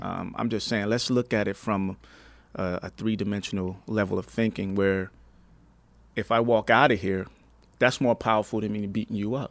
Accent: New Jersey, United States; now in Palm Springs, United States; I'm originally from New Jersey

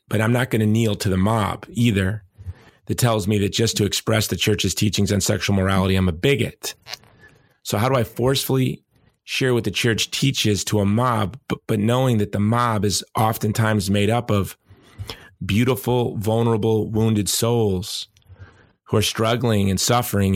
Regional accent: Hawaii, United States; my home state of Hawaii

